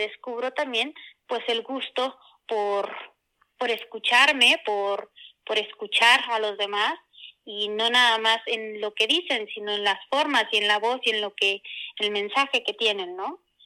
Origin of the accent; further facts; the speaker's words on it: Puebla, Mexico; soy oriunda de Puebla